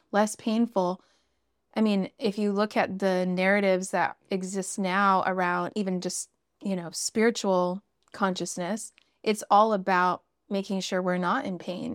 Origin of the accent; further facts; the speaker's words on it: Northern Canada, Canada; I grew up in Northern Canada.